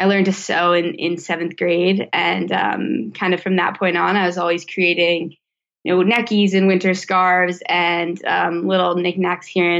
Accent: Vermont, United States; I was born and raised in Vermont

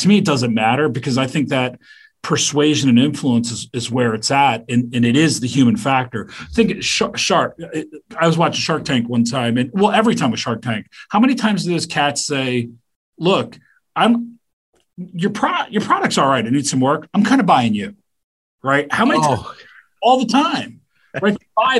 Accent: Canada; And I go, I'm Canadian.

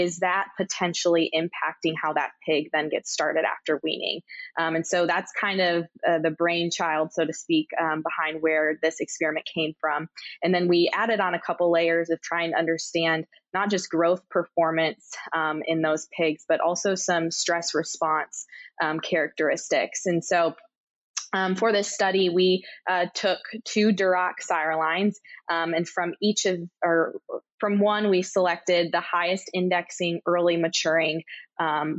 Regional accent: Michigan, United States; moved away as an adult; now in Kansas, United States; I'm originally from Michigan.

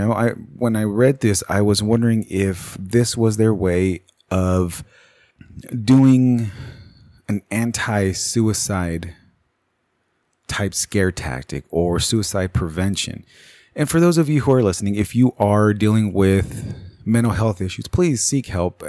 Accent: United States; me being an American

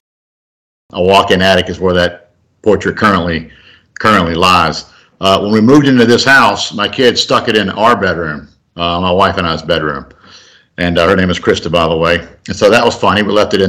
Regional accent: Marietta, Georgia, United States; also born or lived in Augusta, Georgia; I was born in Augusta and grew up in Marietta

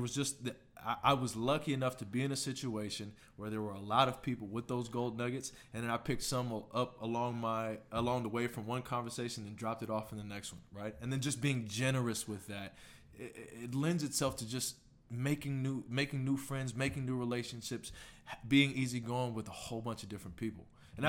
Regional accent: Houston, Texas, United States; Born and raised in Houston, Texas.

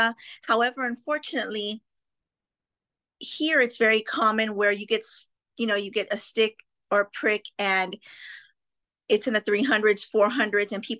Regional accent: McAllen, Texas, United States; I'm from South Texas, specifically McAllen, Texas

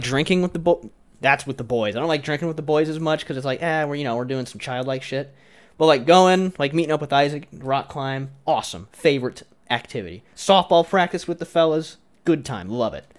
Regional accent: Iowa, United States; I'm from Iowa

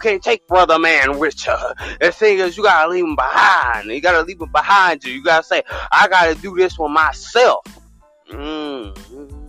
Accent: the South, United States

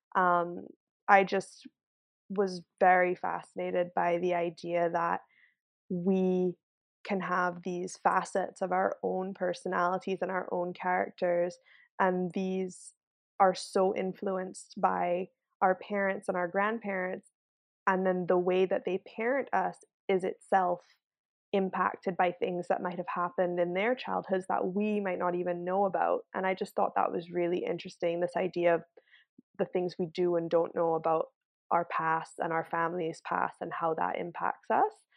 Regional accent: Barbados; moved away as an adult; now in Vancouver, Canada; I grew up in Barbados. Um, I moved to Canada when I was eighteen for university and ended up, uh, just settling here

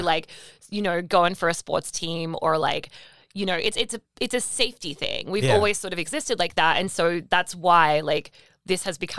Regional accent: Australia; I'm Australian, which like is a whole subculture thing here now.

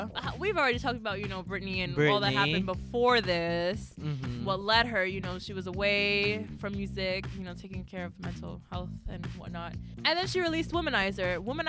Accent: United States; Please don't hate us just because we're American.

